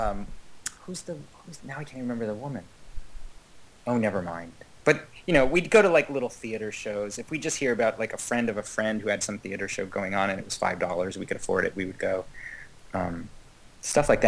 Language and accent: English; Kingston, New York, United States; moved away; I grew up 90 miles north of New York City, maybe 100 in Kingston, New York, or just outside of Kingston, New York.